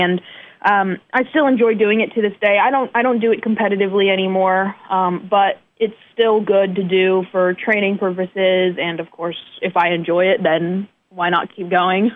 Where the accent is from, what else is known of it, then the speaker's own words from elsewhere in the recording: northeast of the United States, United States; moved away as an adult; also born or lived in China / Texas / New Jersey / New York; now in Fort Wayne, United States; I was raised in the northeast of the United States